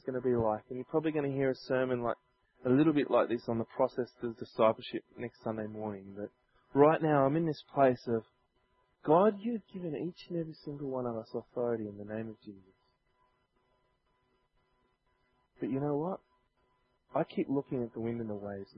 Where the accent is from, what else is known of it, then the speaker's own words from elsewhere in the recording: Sydney, New South Wales, Australia; growing up in Chester Hill where I was living